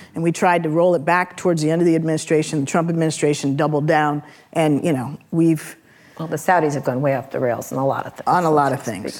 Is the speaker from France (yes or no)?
no; San Francisco, California, United States; I'm also from San Francisco